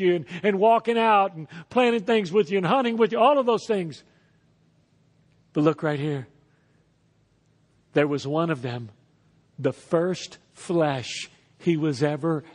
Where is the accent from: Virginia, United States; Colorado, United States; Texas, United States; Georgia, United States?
Texas, United States; moved away as an adult; also born or lived in Lafayette, Louisiana; I was born in Texas and raised in Texas and moved to Lafayette when I was 19 years old